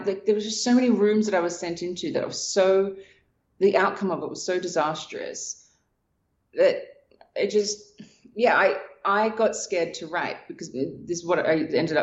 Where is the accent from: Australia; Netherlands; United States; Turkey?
Australia; moved away as an adult; I was from Australia.